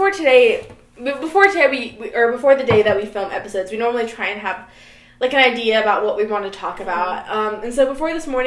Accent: near Atlanta, Georgia, United States; moved away; my hometown is maybe, like, 30 minutes away from Atlanta.

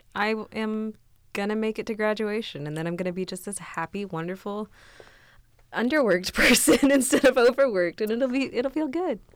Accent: south of Tulsa, Oklahoma, United States; moved away as an adult; now in Kansas, United States; I went to school in Tulsa, I grew up in, um, further south from there

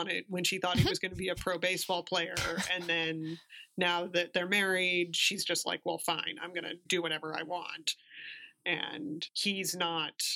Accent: the West, United States; I'm also from the West where things are really far apart.

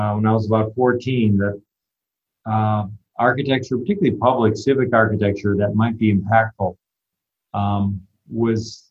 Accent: Litchfield County, Connecticut, United States; I grew up in a small town in Litchfield County, Connecticut

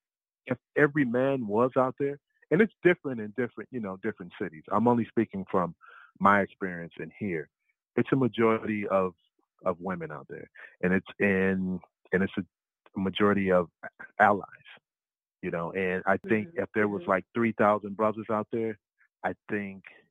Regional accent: Chicago, Illinois, United States; I'm from Chicago

